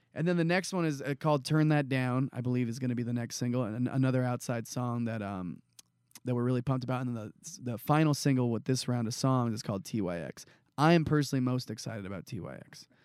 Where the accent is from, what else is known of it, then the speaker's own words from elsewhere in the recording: San Jose, California, United States; I grew up in San Jose, California